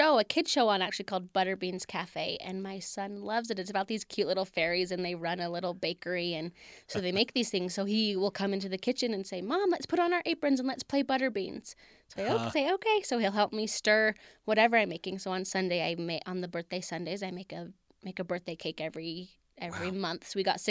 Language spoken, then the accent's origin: English; Utah, United States; I come from a big family. I mean, we're born and raised in Utah.